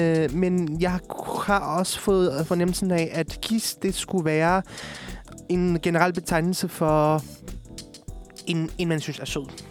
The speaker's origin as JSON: {"language": "Danish", "area": "Amager", "region": "Capital Region of Denmark", "country": "Denmark", "tie": "born or raised there", "also_born_or_lived": "Poland", "said": "jeg har boet på Amager hele mit liv"}